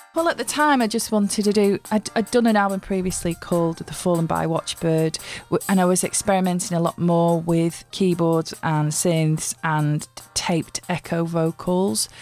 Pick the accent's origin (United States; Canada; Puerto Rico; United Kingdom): United Kingdom; Widnes, North West England; I grew up in Widnes, which is a chemical town